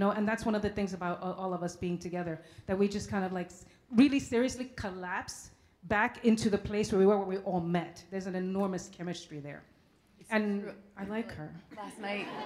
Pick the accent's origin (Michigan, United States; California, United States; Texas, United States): California, United States; Um, I'm from California.